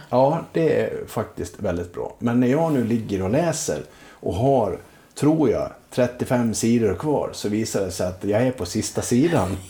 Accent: Leksand, Dalarna County, Sweden; jag är ju uppvuxen i Leksand

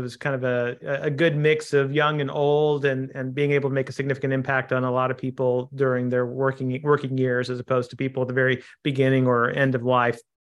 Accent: Kansas City, United States; So I grew up in Kansas City, a son of two Indian immigrants, and tried to play baseball when I was young.

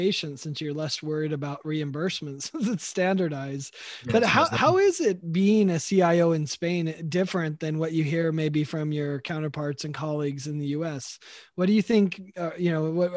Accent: United States; as an American citizen

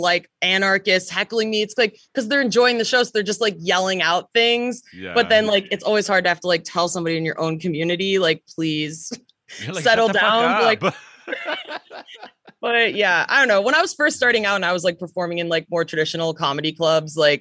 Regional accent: Chicago, Illinois, United States; moved away as an adult; also born or lived in Canada; I grew up in Chicago

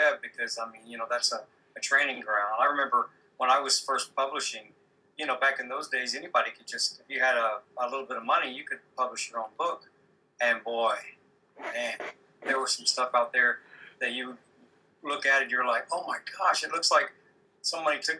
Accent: Deep South, United States; I'm from the Deep South

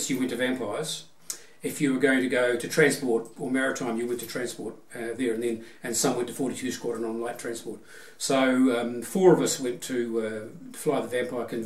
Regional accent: Auckland, New Zealand; I grew up in Auckland, went to school, all of my school in Auckland

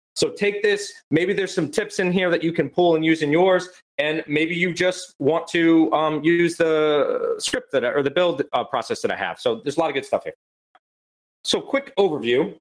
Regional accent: Florida, United States; I'm also from Florida for everyone who doesn't know, and I'm a Florida man

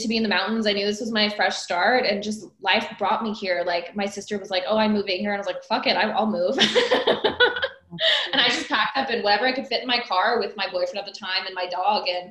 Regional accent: Iowa, United States; now in North Carolina, United States; I grew up in the Midwest, from Iowa originally, smack dab in the middle of the US

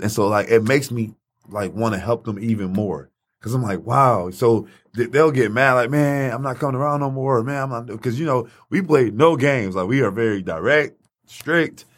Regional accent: Highland Park, United States; I grew up in Highland Park

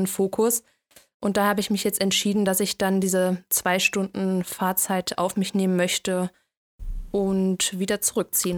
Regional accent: Cologne, North Rhine-Westphalia, Germany; moved away as an adult; now in Frankfurt, Germany; ich ähm, ziehe jetzt nach Köln zurück in meine Heimat

